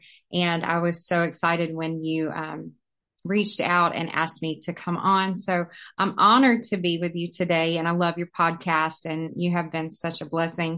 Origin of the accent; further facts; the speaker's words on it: North Carolina, United States; moved away as an adult; now in Loganville, United States; Born and raised in North Carolina